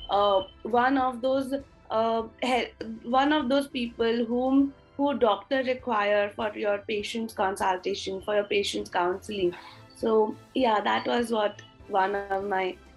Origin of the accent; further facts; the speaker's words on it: Nagpur, Maharashtra, India; From the city of Nagpur in Maharashtra I have bo- I've been born and brought up in Nagpur with a joint family. We are 10 of us in the family.